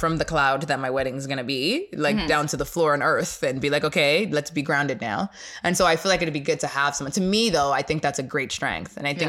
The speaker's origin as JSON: {"language": "English", "country": "Nigeria", "said": "because you know I'm Nigerian."}